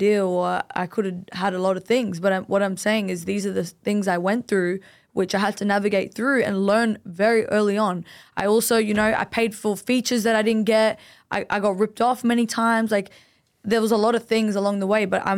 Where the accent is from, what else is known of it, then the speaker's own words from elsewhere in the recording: Sydney, New South Wales, Australia; I'm Lebanese. I grew up in Greenacre